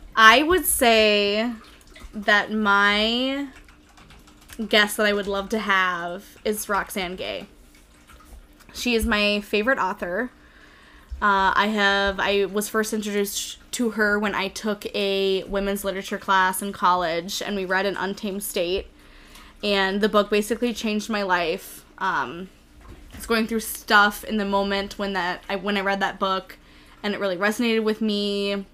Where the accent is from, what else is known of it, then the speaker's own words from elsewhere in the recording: Minnesota, United States; I'm from Minnesota